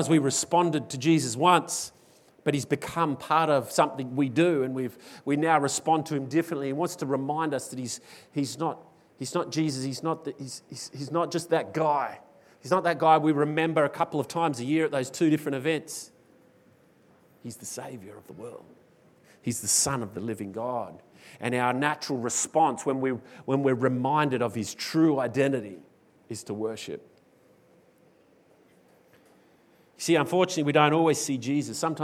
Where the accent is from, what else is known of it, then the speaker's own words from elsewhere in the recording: Australia; as an Australian, I tend to fall into the mold of dealing with fear in our very culturally different way